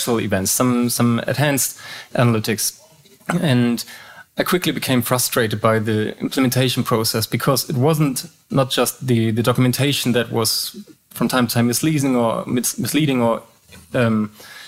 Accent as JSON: {"language": "English", "region": "Hamburg", "country": "Germany", "tie": "born or raised there", "second_language": "English", "said": "I was born and raised in Hamburg, the northern part of Germany."}